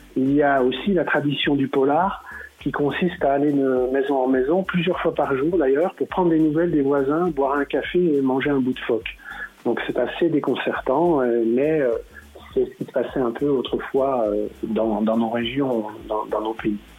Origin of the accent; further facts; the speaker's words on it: Saint-Claude, Bourgogne-Franche-Comté, France; je suis né à Saint-Claude